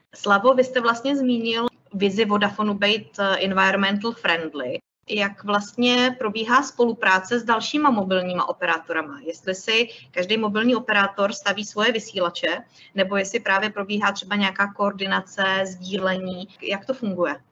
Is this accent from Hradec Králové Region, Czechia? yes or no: yes; Orlické hory, Hradec Králové Region, Czechia; já jsem z Orlických hor